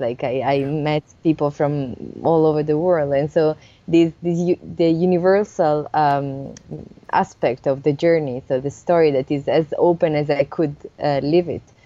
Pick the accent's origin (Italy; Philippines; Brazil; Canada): Italy; moved away as an adult; also born or lived in Germany; now in Switzerland; I was coming from Italy